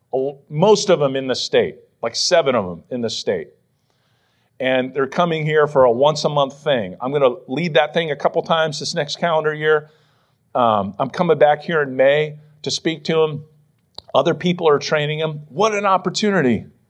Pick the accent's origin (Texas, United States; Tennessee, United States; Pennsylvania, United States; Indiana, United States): Pennsylvania, United States; Western; now in Philadelphia, United States; growing up in Western P